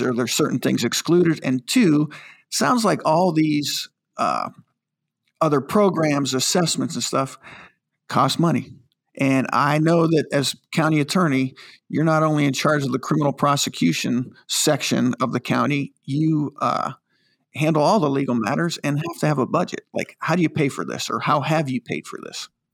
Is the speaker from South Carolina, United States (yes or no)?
no; Pennsylvania, United States; When I was growing up in Pennsylvania